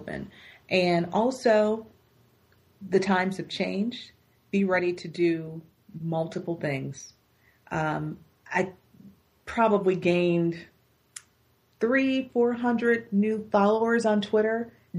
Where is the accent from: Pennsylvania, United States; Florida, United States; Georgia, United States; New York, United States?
New York, United States; Buffalo; I'm working in my hometown still